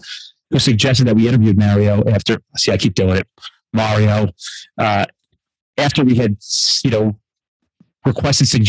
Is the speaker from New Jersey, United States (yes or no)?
yes; New Jersey, United States; We're from Jersey